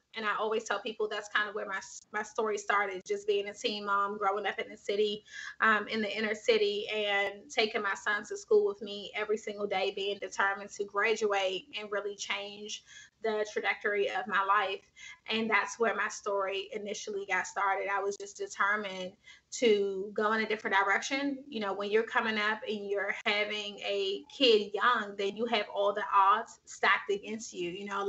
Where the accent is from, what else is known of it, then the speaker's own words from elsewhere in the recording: Washington, District of Columbia, United States; Yeah, I'm from Washington, D.C. So I grew up in Washington, D.C. Shout out to everybody that's listening that grew up in D.C.